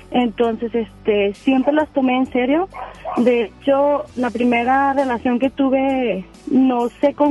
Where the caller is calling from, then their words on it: Apodaca, Nuevo León, Mexico; De Podaca.